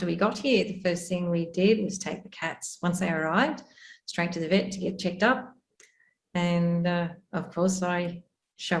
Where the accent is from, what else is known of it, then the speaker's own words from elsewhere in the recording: Australia; moved away as an adult; now in Amman, Jordan; from Australia. We've come from a farm where I'm pretty remote out there to a big city. So quite the opposite, a big city called Amman in Jordan.